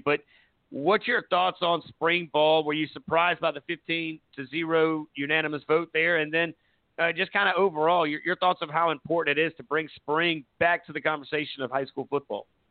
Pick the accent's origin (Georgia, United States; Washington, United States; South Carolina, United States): South Carolina, United States; Myrtle Beach; my hometown in Myrtle Beach, South Carolina